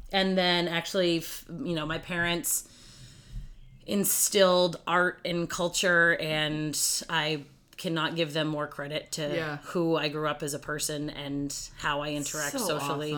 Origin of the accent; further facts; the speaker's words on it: Gardner, Massachusetts, United States; I grew up in the very small town, very small city of Gardner, Massachusetts